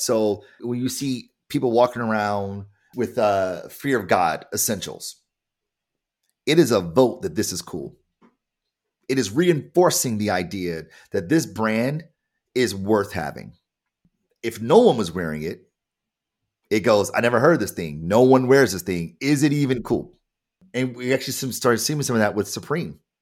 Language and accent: English; Detroit, Michigan, United States; I am black and I am from Detroit.